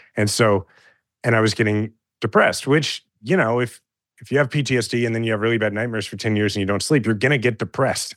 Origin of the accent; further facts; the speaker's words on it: Kansas City, Missouri, United States; I'm a fifth generation Kansas City and I love my hometown